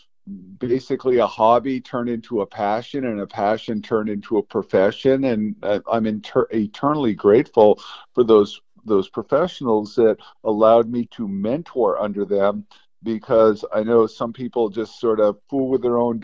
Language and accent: English; Stowe, Vermont, United States; I'm originally from Stowe, Vermont